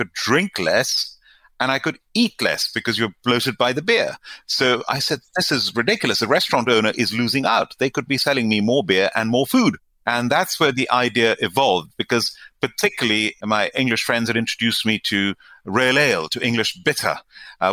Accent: India; now in United Kingdom; I am from India. To this day, my family, my mother, my brother, my uncles, aunts, cousins live in India.

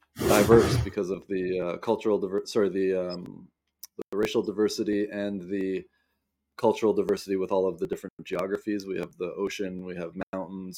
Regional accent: south of Vancouver, southwest British Columbia, Canada; I grew up in the southwest corner of British Columbia, down just south of Vancouver.

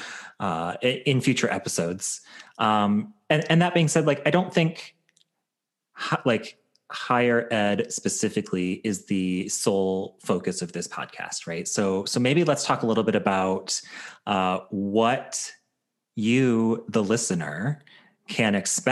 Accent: Chicago, Illinois, United States; moved away; also born or lived in Southeast Michigan; I was born and raised in Chicago, and we lived in, you know, Chicago suburbs for a while, and then moved to a farm in Southeast Michigan.

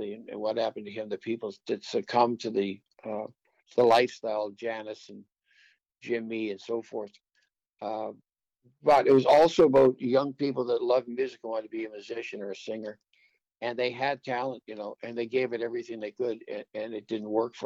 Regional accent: Waverley, Nova Scotia, Canada; we've been friends since 1963, growing up in Waverly.

